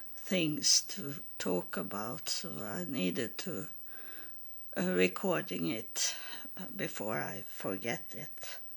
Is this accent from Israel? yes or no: yes; Israel; English is a second language; now in Sweden; But I think they didn't know what it was, because I come from Israel and had it with me.